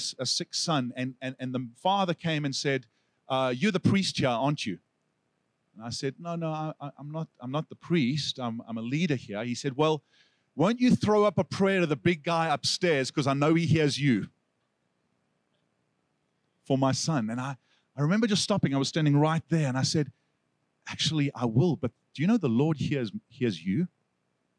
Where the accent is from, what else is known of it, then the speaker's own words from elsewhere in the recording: South Africa; accent: South African; moved away; Now, if I had lost my South African accent, I would say asking like Aksa, but I have kept it.